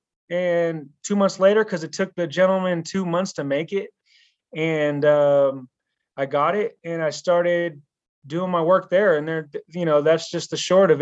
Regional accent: Pittsburg, California, United States; moved away as an adult; I moved across the country back to my hometown of Pittsburgh, California

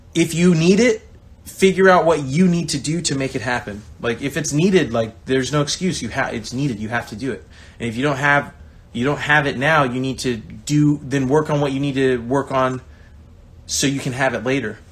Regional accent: Bakersfield, California, United States; moved away; I come from Bakersfield, California. I'm the only person from my town that's made it pro

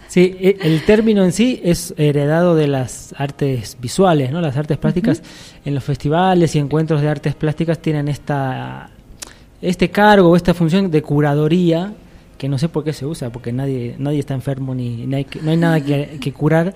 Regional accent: Argentina; moved away as an adult; now in Cochabamba, Bolivia; Yo soy de Argentina, como lo habrán notado. Eh, llevo 11 años viviendo en Bolivia

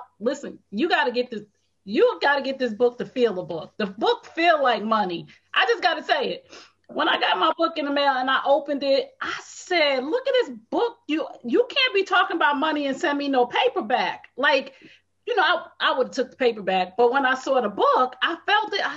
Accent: Essex County, New Jersey, United States; also born or lived in East Orange, New Jersey / Irvington, New Jersey / Bloomfield, New Jersey / Montclair, New Jersey; I'm a girl from the hood. I'm from Essex County, New Jersey. I lived East Orange, Irvington, North, Bloomfield, Montclair

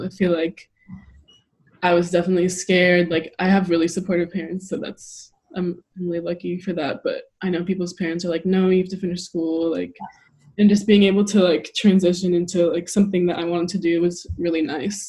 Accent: Oakland, California, United States; moved away as an adult; also born or lived in Berkeley / Tucson / New York City / Munich; growing up in the Bay Area and just California in general

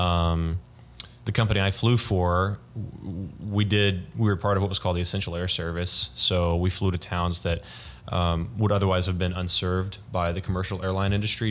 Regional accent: Frisco, Texas, United States; I'm from uh, Frisco, Texas. Used to be a small town, but no longer is.

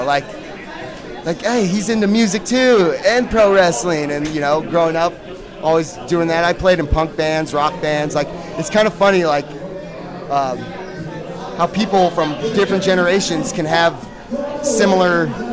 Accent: Santa Cruz County, California, United States; We were all in different bands growing up in the Santa Cruz County area

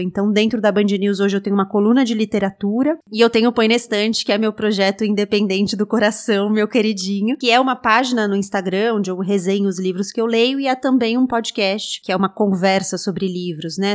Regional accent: São Paulo, Brazil; Eu nasci em São Paulo, cresci em São Paulo

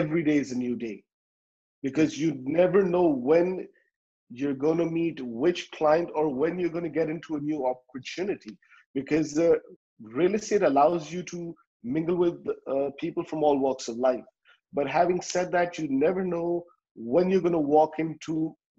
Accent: Dubai, United Arab Emirates; I come from Dubai

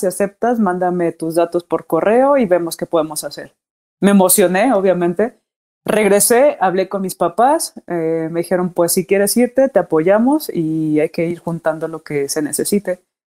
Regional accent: Morelia, Michoacán, Mexico; moved away as an adult; also born or lived in Monterrey / Puebla; now in Mexico City, Mexico; Soy de Morelia, Michoacán.

